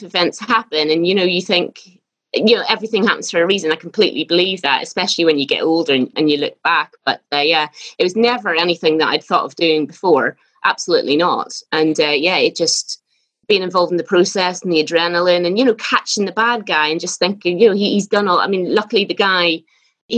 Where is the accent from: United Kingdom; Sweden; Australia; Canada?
United Kingdom; Belfast, Northern Ireland; moved away; I'm from Belfast and I was the eldest of five children. And yeah, it was a bit weird growing up in Belfast in the 80s